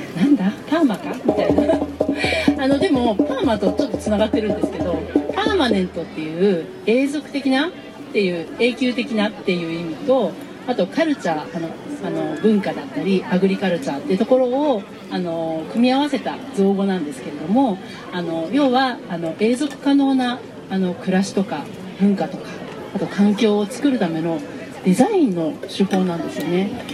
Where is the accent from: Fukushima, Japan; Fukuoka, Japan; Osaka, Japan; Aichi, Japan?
Aichi, Japan; Okazaki; この地元岡崎で